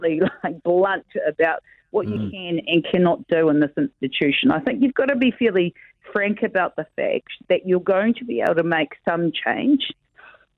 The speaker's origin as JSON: {"language": "English", "country": "New Zealand", "tie": "born or raised there", "also_born_or_lived": "Tauranga Moana / Tuwharetoa / Whanganui", "said": "I was brought up between Paengaroa and Tikaraka, and in the east coast"}